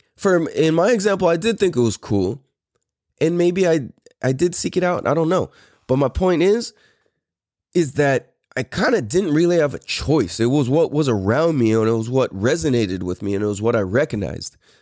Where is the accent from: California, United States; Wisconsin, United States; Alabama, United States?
California, United States; San Diego; also born or lived in Clairemont, San Diego / Poway / Hawaii / Temecula; I am really, really from Mira Mesa.